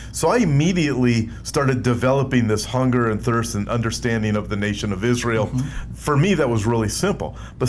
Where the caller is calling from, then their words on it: Melbourne, Victoria, Australia; I am from Melbourne, Australia, and always tune in and listen to your amazing work in the ministry.